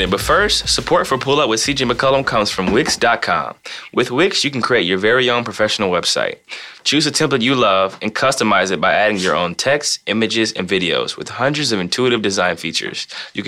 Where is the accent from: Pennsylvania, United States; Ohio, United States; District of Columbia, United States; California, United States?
Ohio, United States; I grew up in Ohio, so I've known LeBron since I was 12.